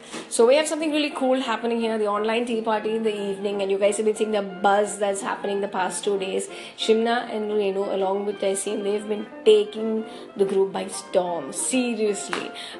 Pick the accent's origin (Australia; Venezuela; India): India; Mangalore, Karnataka; and I'm from Yenapoya, Mangalore. I'm a dentist